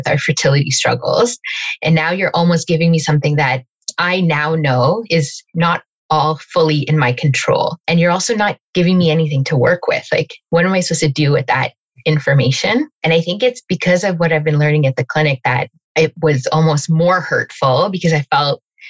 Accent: Calgary, Alberta, Canada; moved away as an adult; now in Toronto, Canada; I was actually born and raised in Calgary and moved to Toronto almost 14 years ago

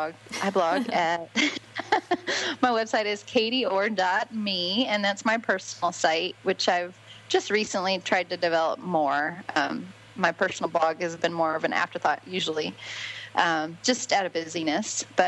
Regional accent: California, United States; also born or lived in Alabama / Florida / Georgia; now in Harrodsburg, United States; I grew up in California, have lived in Alabama, went to Auburn University, then moved to Florida, then got married, then moved to Georgia, then moved back to Florida, and now we're in Kentucky.

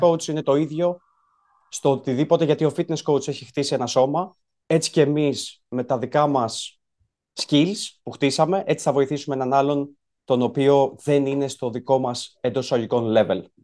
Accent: Greece; born or raised there

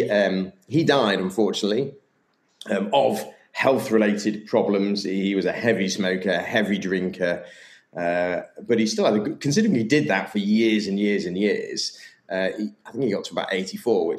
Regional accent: Sheffield, Yorkshire and the Humber, United Kingdom; I'm English from Sheffield

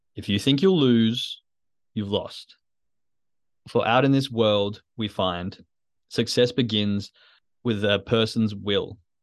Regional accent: Western Australia, Australia; I grew up in Western Australia

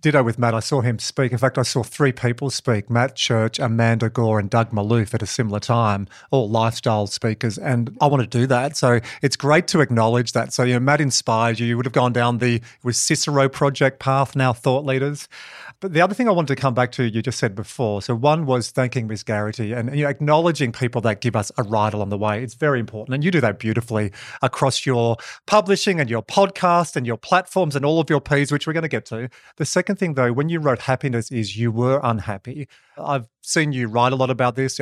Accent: Dubbo, New South Wales, Australia; I'm from Dubbo, or I finished school in Dubbo

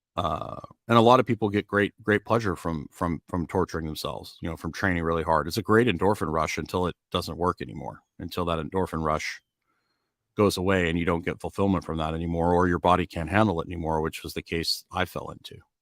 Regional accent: Edmonton, Alberta, Canada; also born or lived in Kentucky; now in Largo, United States; I grew up in Edmonton

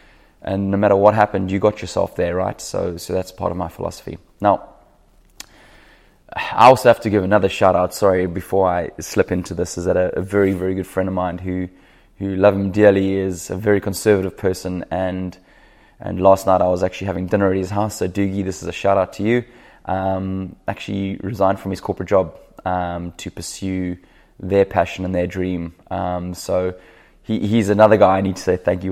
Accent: South Africa; moved away as an adult; now in Sunshine Coast, Australia; I'm a South African who now lives on the Sunshine Coast

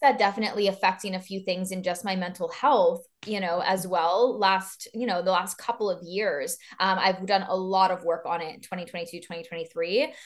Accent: East Coast of Canada, Canada; moved away as an adult; now in Vancouver, Canada; I am from the East Coast of Canada, and now I live literally on the other side, on the very West Coast in Vancouver

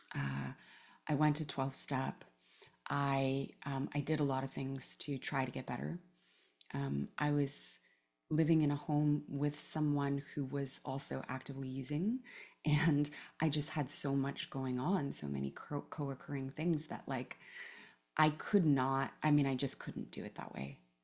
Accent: Palo Alto, California, United States; also born or lived in Oakland; I grew up in, uh, Palo Alto mostly. I was born actually in Oakland and lived there for the first few years of my life, but grew up in Palo Alto in the nineties

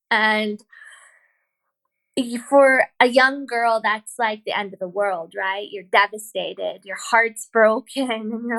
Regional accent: Bakersfield, California, United States; moved away as an adult; now in Ireland; I was graduating high school, and I met this boy in my hometown of Bakersfield, California.

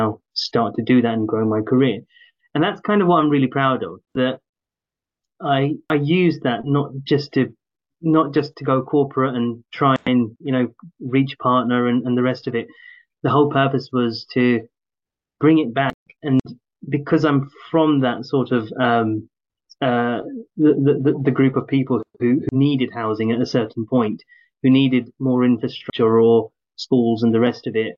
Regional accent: London, United Kingdom; moved away; also born or lived in Newham / Essex; I grew up in Tower Hamlets, and then I moved to Newham, then I moved to Essex

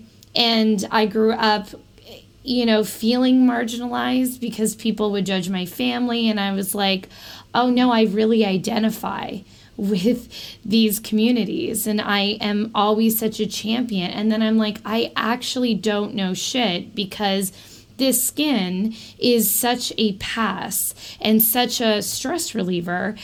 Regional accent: Canada

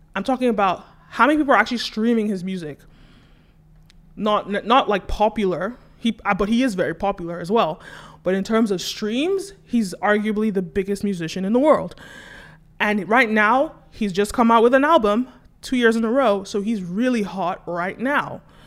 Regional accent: Nigeria; as a Nigerian

